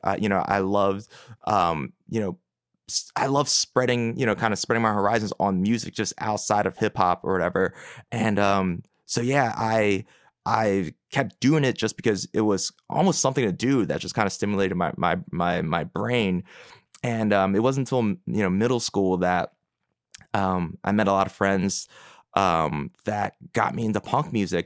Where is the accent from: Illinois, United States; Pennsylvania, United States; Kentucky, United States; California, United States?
Pennsylvania, United States; Philadelphia; I grew up in Philadelphia proper, in Northeast Philly